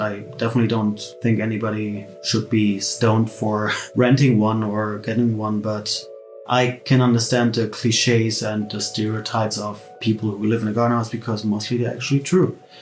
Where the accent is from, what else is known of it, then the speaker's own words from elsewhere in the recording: Berlin, Germany; I'm from Berlin, born and raised